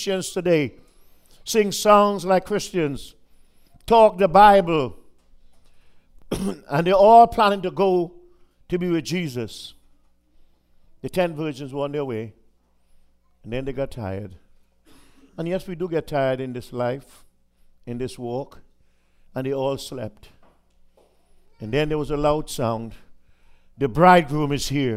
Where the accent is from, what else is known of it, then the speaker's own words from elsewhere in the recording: Trinidad & Tobago; moved away; I was in back in my home country of Trinidad